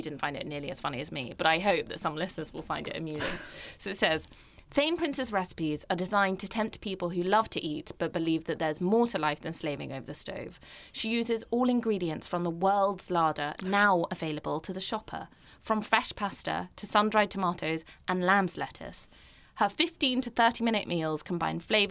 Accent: Norfolk, East of England, United Kingdom; I'm a Norfolk girl.

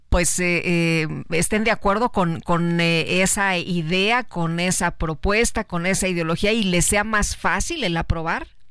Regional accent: Mexico City, Mexico; yo nací en el Centro Médico La Raza

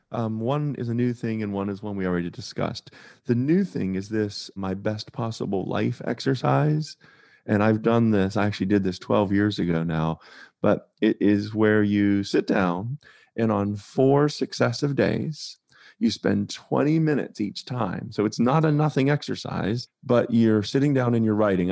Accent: Pittsburgh, Pennsylvania, United States; moved away as an adult; also born or lived in North Carolina; I grew up in Pittsburgh, Pennsylvania, but I spent a lot of time in my sort of medium adult in North Carolina

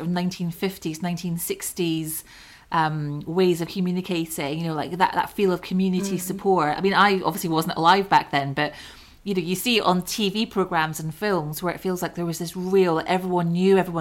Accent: Scotland, United Kingdom; moved away; I grew up in Scotland where it's very, very similar

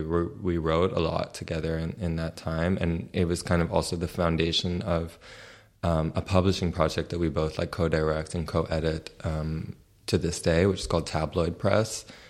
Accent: New York City, New York, United States; moved away as an adult; now in Berlin, Germany; I was born and raised in New York City

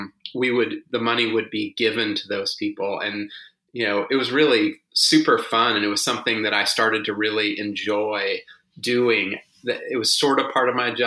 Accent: Houston, Texas, United States; now in Austin, United States; I grew up in Houston on the banks of the Buffalo Bayou

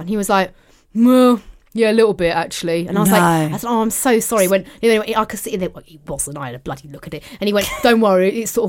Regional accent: Cheshunt, East of England, United Kingdom; We're from Chesant.

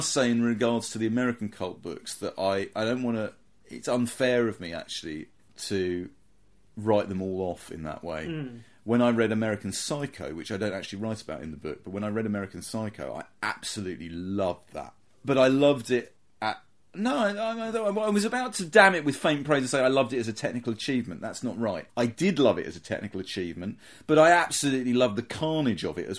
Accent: near Croydon, London, United Kingdom; I grew up near Croydon

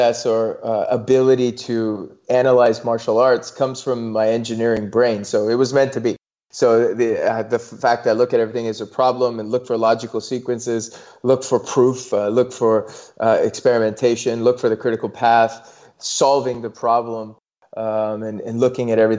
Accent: Toronto, Ontario, Canada; moved away; also born or lived in California; my parents sacrificed quite a bit to immigrate from India to Canada, where I grew up in Toronto

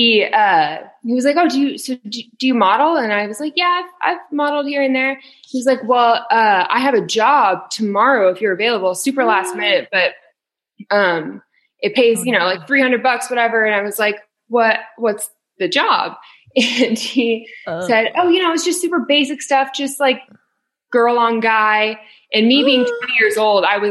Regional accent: Camarillo, California, United States; also born or lived in Thousand Oaks, California; now in Nashville, United States; I'm from Camarillo

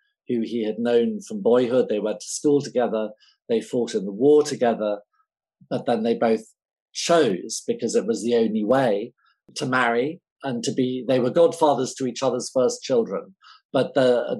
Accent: England, United Kingdom; I'm English

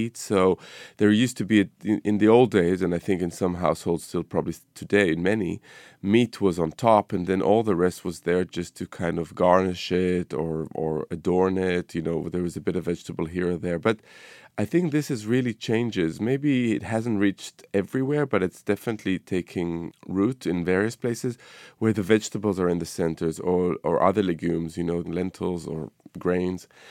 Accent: Israel; moved away; my childhood growing up in the Middle East, you know, in Israel

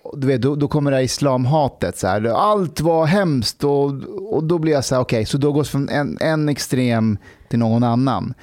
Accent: Afghanistan; now in Sweden; ett land jag bor i. Mm. De var ju i Afghanistan

